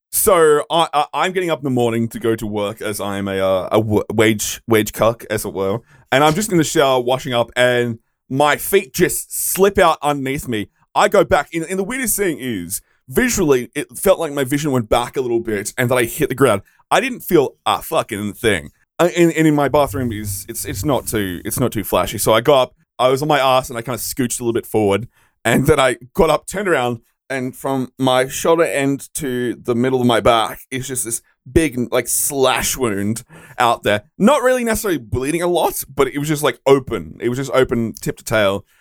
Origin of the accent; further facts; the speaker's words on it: Australia; being an Australian